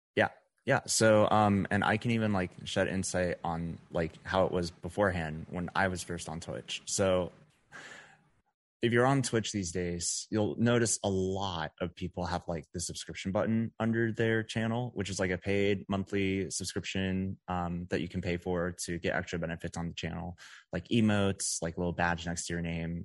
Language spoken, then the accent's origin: English; Dallas-Fort Worth area, Texas, United States; moved away as an adult; now in Las Vegas, United States; I'm originally from the Dallas-Fort Worth area in Texas, um, but just last month I moved out to Las Vegas